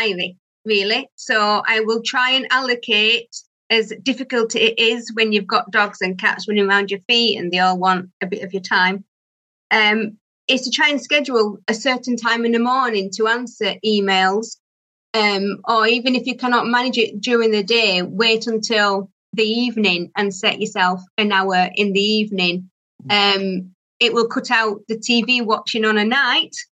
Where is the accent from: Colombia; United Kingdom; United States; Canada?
United Kingdom; Barnsley, Yorkshire and the Humber; accent: Barnsley; also born or lived in Doncaster; born in Barnsley. So that's where my accent comes from.